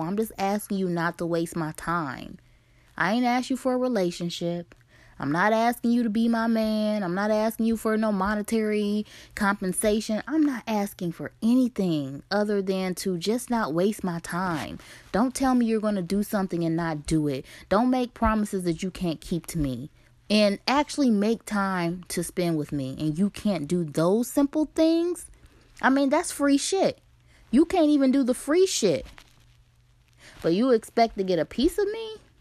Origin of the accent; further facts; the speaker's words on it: Ohio, United States; moved away as an adult; Ohio is my home state, and I've lived in a few different states in the last eleven years or so